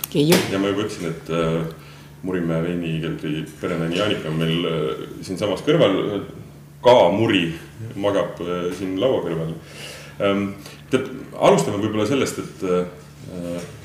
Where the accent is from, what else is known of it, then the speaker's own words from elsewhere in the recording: Southern Estonia, Estonia; ma ise olen Lõuna-Eestist pärit